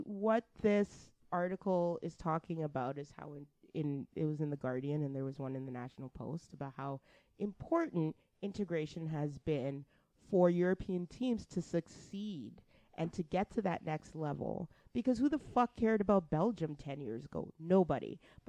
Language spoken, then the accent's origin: English; Canada; I stopped being a black Canadian to a certain extent and started just being a Canadian